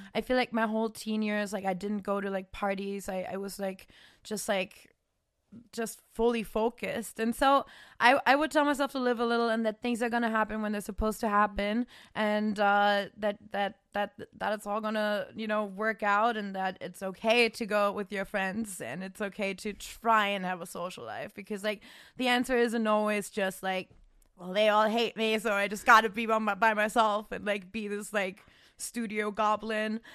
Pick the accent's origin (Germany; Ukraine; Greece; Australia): Germany; English is a second language; now in United States; in my, like, small town in Germany because I'm not, I'm not technically from Cologne even, which is already kind of a small city. I was, like, two hours outside